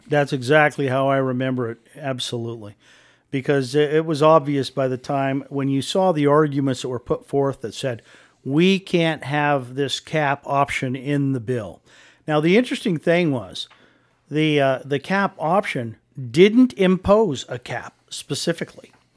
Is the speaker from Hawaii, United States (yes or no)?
no; Wheatland, Wyoming, United States; moved away as an adult; also born or lived in Casper, Wyoming; I was a born and raised in Wheatland, uh, grew up in this fantastic state